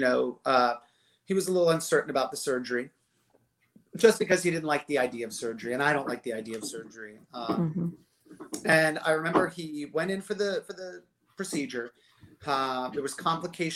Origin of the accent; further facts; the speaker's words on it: Gainesville, Florida, United States; we're from Gainesville originally.